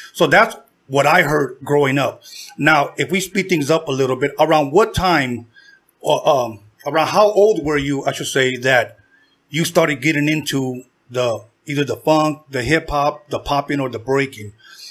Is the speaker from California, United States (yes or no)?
yes; Torrance, California, United States; also born or lived in Compton, California; when my parents first came from Mexico, they came to Compton. Even though I was born here in Torrance, the city of Torrance, when they came from Mexico, they lived in Compton. Then I was born.